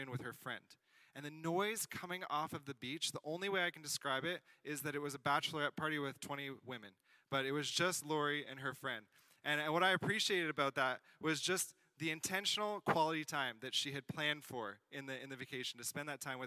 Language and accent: English; South Shore, greater Montreal area, Quebec, Canada; I'm from the South Shore area, kind of greater Montreal area